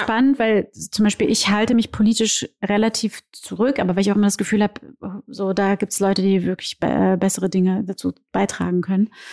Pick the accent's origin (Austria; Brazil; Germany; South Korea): Brazil; moved away; ich bin Brasilianerin und ich sehe so aus, wie ich aussehe und bin trotzdem Brasilianerin.